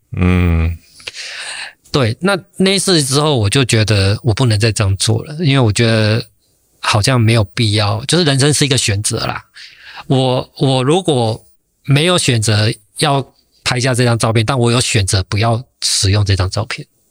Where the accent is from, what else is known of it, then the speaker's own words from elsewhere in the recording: Taiwan; 我一个台湾人